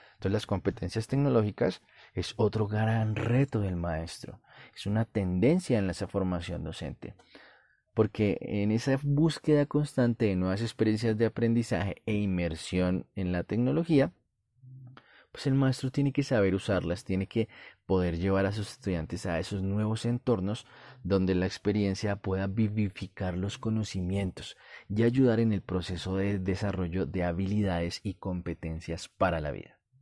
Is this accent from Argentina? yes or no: no; Colombia; En mi país, Colombia